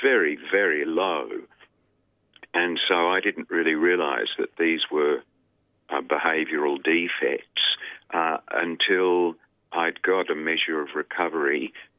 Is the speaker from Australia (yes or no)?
yes; Melbourne, Victoria, Australia; also born or lived in Sydney; now in Melbourne, Australia; where I grew up was in Melbourne. I was born in a hospital in Richmond that no longer exists, I think. And I grew up in Melbourne.